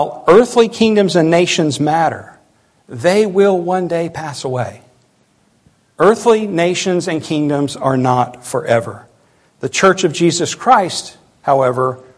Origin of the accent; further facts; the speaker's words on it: United States; our country